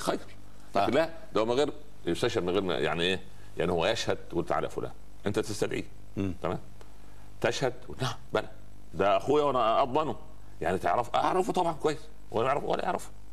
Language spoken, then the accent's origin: Arabic; Upper Egypt, Egypt; عندنا في الصعيد